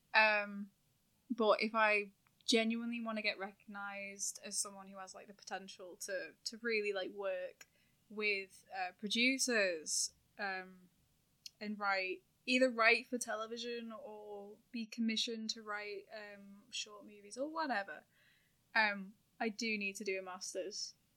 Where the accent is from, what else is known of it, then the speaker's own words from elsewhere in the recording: town between Manchester and Liverpool, North West England, United Kingdom; accent: hybrid Manc/Scouse, sounds more Liverpool; moved away as an adult; now in Manchester, United Kingdom; I'm from a town that's, like, in the middle of those two